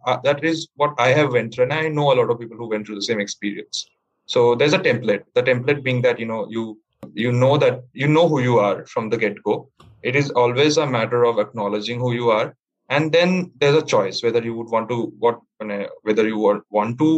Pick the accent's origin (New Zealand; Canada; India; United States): India; Kolkata, West Bengal; I'm from Kolkata.